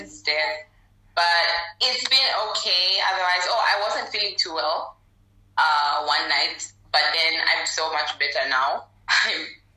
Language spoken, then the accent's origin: English; Namibia; also born or lived in Thailand; now in Zambia; I am Zambian, born in Zambia, grew up in Namibia, did my uni in Thailand, currently back in Zambia.